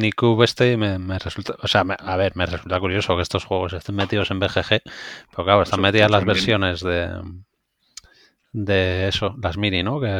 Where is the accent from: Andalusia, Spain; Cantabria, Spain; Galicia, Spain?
Andalusia, Spain; Cádiz; yo soy de Cádiz